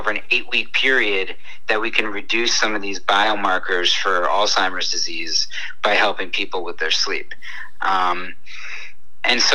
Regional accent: New York City, New York, United States; I used to walk all the time as a New Yorker.

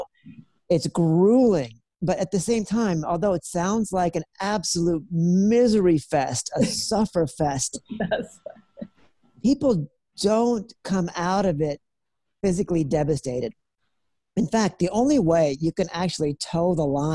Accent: California, United States; moved away as an adult; also born or lived in New York City; I grew up in the United States, and, you know, the state that I grew up in, California

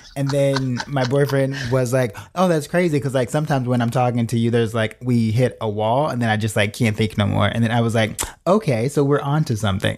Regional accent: Chicago, Illinois, United States; moved away as an adult; also born or lived in New York / Los Angeles; born and raised in Chi Town

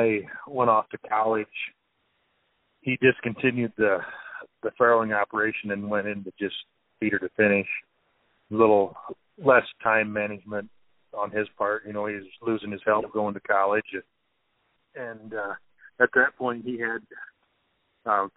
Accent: Odebolt, Iowa, United States; I'm from Sac County, Iowa, just 5 miles north of a town called Odebolt, out here in northwest Iowa

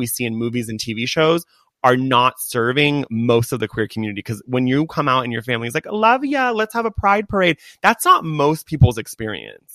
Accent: Laguna Beach, California, United States; I grew up in Laguna Beach.

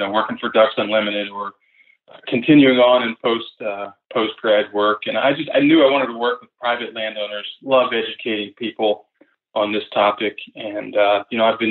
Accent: Pennsylvania, United States; also born or lived in Mississippi; I grew up in Pennsylvania

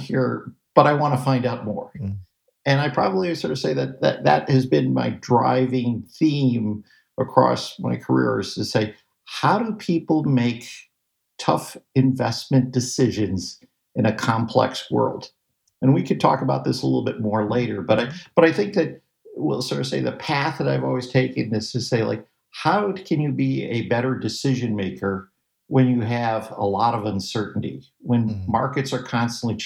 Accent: Chicago, Illinois, United States; I grew up in Chicago, and I had an opportunity to work down at the Board of Trade

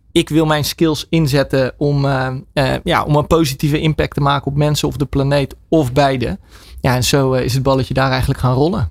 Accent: Netherlands; wij vooral als Nederlanders

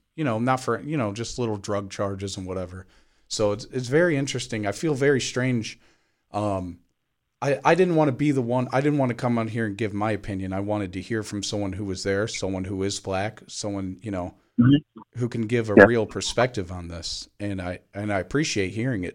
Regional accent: Cleveland, Ohio, United States; I grew up in a weird scenario where I grew up in Cleveland, predominantly black neighborhoods and schools

